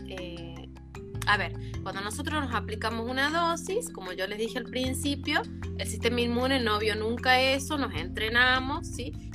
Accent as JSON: {"language": "Spanish", "region": "La Rioja", "country": "Argentina", "also_born_or_lived": "Córdoba", "moved": "yes", "said": "en realidad estudié en, Córdoba, pero yo soy de La Rioja, de Chile"}